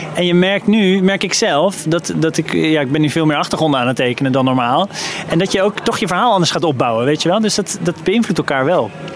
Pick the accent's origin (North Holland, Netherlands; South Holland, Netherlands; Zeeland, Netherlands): South Holland, Netherlands; The Hague; de stad Den Haag, waar ik ben opgegroeid.